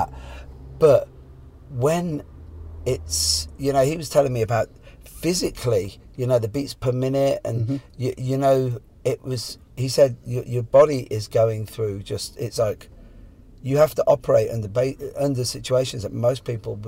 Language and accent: English; Ireland; I'm from Ireland